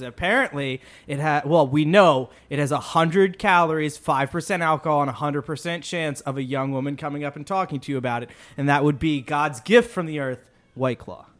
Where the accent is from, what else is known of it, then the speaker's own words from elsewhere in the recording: Washington, District of Columbia, United States; I'm born and raised in D C